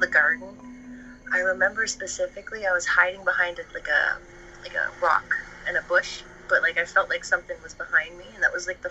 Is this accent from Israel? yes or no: no; Ottawa, Ontario, Canada; I'm from Ottawa